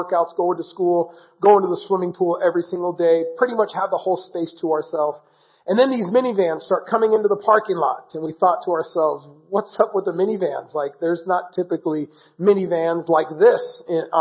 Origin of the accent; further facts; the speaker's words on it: South Orange County, California, United States; also born or lived in Iran; We moved to the United States when I was young, and ended up living in Southern California, living in Orange County, grew up in Laguna Beach, Laguna Hills, Mission Viejo area in South Orange County